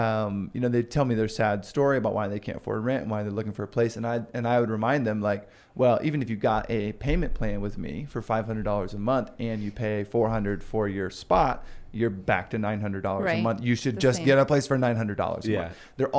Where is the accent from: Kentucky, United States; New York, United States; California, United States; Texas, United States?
Texas, United States; Houston; now in Boise, United States; Because I came from Houston. It's a big city.